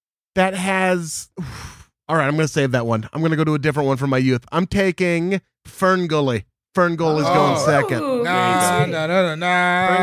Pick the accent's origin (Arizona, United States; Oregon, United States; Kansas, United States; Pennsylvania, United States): Oregon, United States; as a native Oregonian